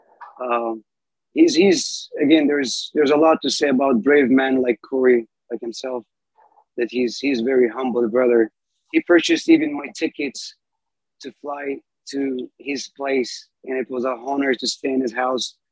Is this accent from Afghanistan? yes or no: yes; Afghanistan; moved away as an adult; now in United States